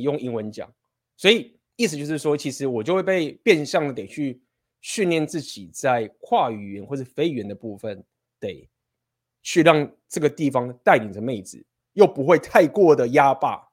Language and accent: Chinese; Taiwan; first language Chinese; 我们身为台湾人的这种学生时代的生活